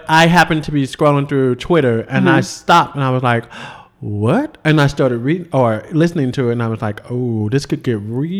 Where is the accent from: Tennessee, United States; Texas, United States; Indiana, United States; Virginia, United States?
Tennessee, United States; I'm from Tennessee.